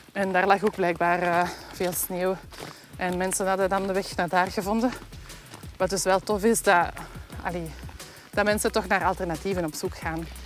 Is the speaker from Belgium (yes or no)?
yes; Belgium; in het uiterste zuiden van ons land